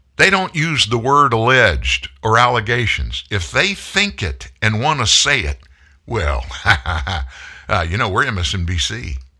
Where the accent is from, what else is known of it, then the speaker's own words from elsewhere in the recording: the South, United States; I grew up in the South. I'm from the South